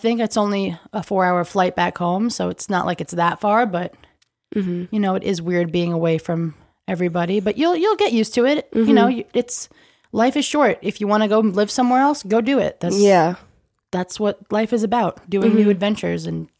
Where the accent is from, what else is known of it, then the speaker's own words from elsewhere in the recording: New York, United States; moved away as an adult; now in Texas, United States; I've never lived anywhere but New York.